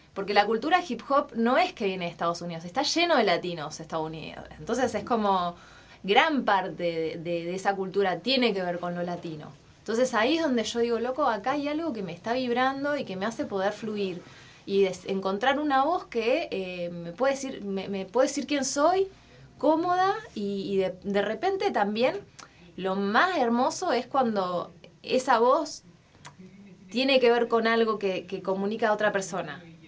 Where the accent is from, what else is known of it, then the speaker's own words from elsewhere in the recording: Neuquén, Argentina; moved away as an adult; also born or lived in Buenos Aires; now in Mexico; Yo me fui de Neuquén a los 18 años